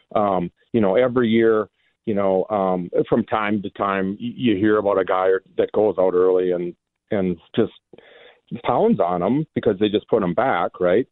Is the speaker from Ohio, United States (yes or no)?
no; Minnesota, United States; moved away as an adult; now in Wisconsin, United States; I do live in Wisconsin, but I was, you know, I grew up in Minnesota my whole life